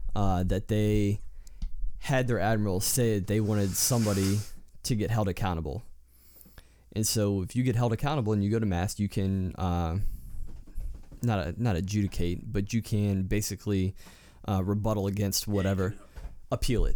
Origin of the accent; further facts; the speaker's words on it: Louisiana, United States; I'm from Louisiana